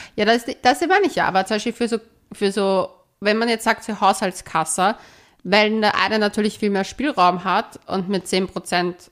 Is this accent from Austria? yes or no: yes; Austria; ich als Österreicherin